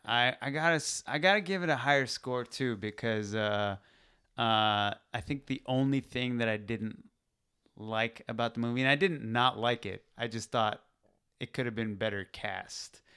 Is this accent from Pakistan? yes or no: yes; Pakistan; moved away; I'm from Pakistan.